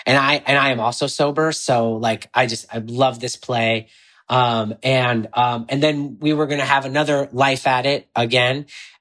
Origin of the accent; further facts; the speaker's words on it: Illinois, United States; if only the boy from Illinois could see, because I'm from Illinois, could see me now.